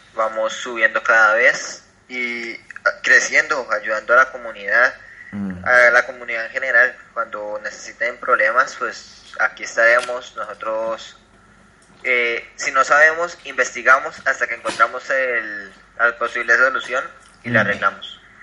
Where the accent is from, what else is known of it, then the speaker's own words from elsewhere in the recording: Acacías, Meta, Colombia; soy de Colombia, vivo en Acacidas Meta